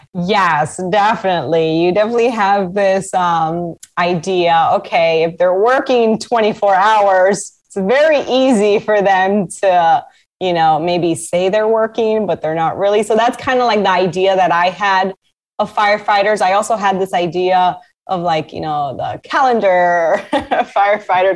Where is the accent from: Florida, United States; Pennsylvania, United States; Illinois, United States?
Florida, United States; Miami; also born or lived in New York; I was born in New York, but my family came down to Miami when I was one.